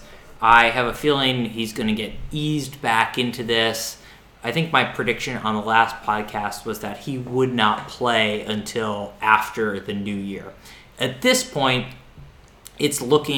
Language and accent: English; Pittsburgh, Pennsylvania, United States; now in Brooklyn, United States; I'm from Pittsburgh. Hockey's, like, pretty big in Pittsburgh